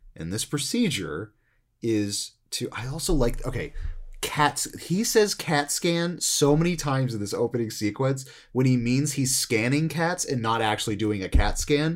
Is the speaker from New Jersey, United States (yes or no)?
yes; New Jersey, United States; I'm also growing up in New Jersey